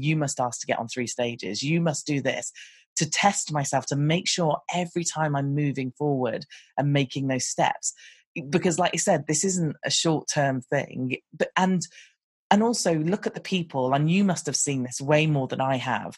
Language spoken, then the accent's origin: English; United Kingdom; I'm British and we sound a little bit different